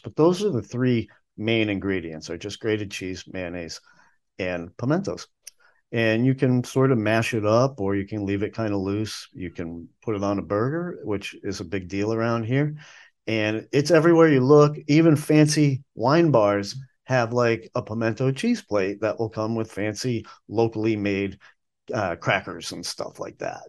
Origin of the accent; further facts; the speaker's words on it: the North, United States; now in Asheville, United States; I grew up up north